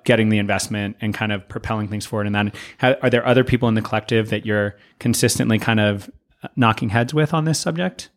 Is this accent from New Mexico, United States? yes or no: yes; Santa Fe, New Mexico, United States; a certain kind of loneliness that I have felt growing up here.